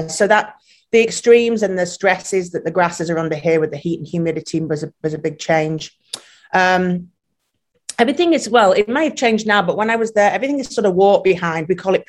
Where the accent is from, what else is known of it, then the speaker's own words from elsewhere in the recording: England, United Kingdom; moved away as an adult; And then I came over from England and my passion was sports turf.